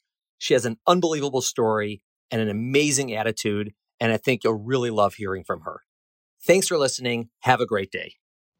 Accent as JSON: {"language": "English", "town": "Chicago", "region": "Illinois", "country": "United States", "tie": "born or raised there", "said": "the suburbs of Chicago, my hometown."}